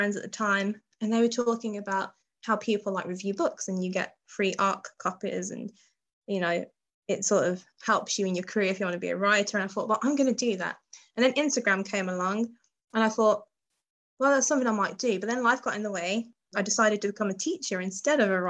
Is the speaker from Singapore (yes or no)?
no; Midlands, United Kingdom; moved away as an adult; also born or lived in Barnstaple; now in Exeter, United Kingdom; I'm from the Midlands originally